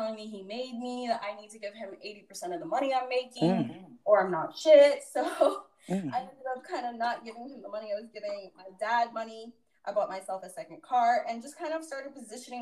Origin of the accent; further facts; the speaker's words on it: Orlando, Florida, United States; my dad's house back in my hometown of Orlando